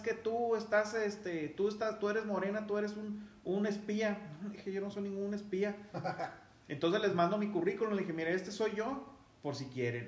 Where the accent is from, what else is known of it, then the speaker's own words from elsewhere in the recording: Mexico; somos mexicanos todos